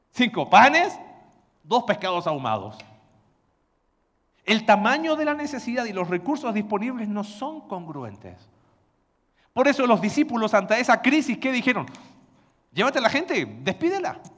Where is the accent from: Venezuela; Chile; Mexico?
Chile; Valparaíso; Vengo de Puerto y eh, todavía en la ciudad de donde yo soy gritan en el puerto, en los cerros, pescado ahumado y el olor es intenso. Pero como buen porteño, a mí me gusta.